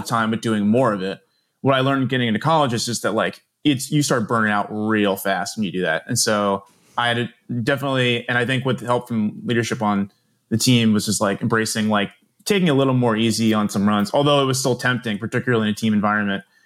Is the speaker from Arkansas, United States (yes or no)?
no; Doylestown, Pennsylvania, United States; I am, was originally from the northern burbs in a, eh, of Philly in a town called Doylestown